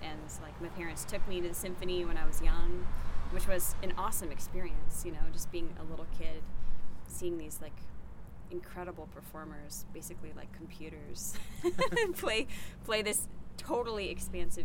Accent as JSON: {"language": "English", "town": "St. Louis", "region": "Missouri", "country": "United States", "tie": "born or raised there", "moved": "yes", "lives_now": "Nashville, United States", "said": "I grew up in St. Louis, Missouri"}